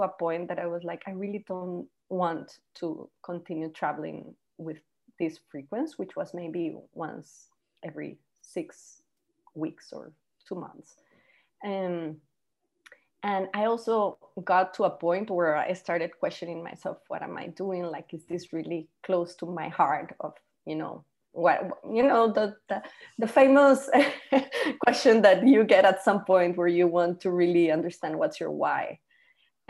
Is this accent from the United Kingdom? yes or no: no; Costa Rica; first language Spanish; English is a second language; now in Panama; I live in Panama, as you mentioned, but I'm actually from Costa Rica